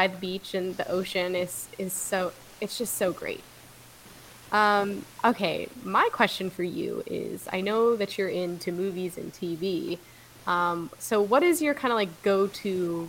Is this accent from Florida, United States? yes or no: yes; East Coast of Florida, United States; I grew up on the East Coast in Florida, and like, I went, my middle school was literally across the street from the beach.